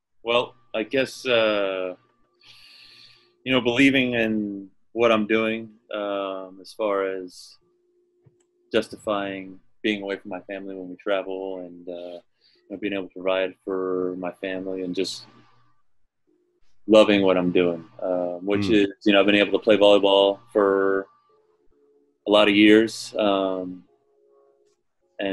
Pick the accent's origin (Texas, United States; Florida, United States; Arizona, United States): Florida, United States; I was an outsider from Florida.